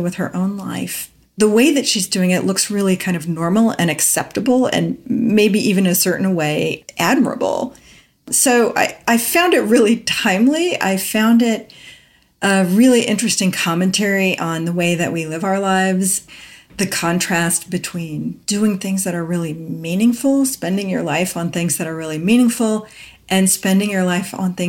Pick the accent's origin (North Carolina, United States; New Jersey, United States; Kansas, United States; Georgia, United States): Kansas, United States; grew up partly in the Midwest, which is where I grew up. I'm from Kansas